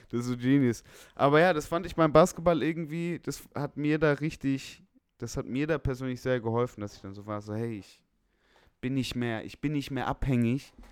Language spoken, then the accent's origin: German; Stuttgart, Baden-Württemberg, Germany; Aber bei uns in Stuttgart, in Feuerbach, wurde